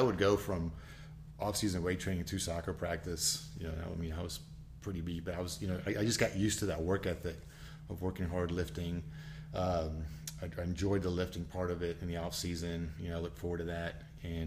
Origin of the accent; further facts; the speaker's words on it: Naperville, Illinois, United States; also born or lived in Mexico City, Mexico; we moved to a little town outside of Chicago called Naperville, Illinois